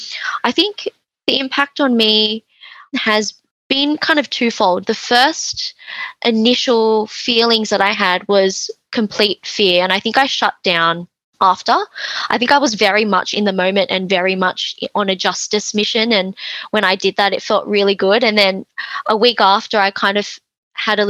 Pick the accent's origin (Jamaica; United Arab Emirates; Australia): Australia; I'm Chinese Australian.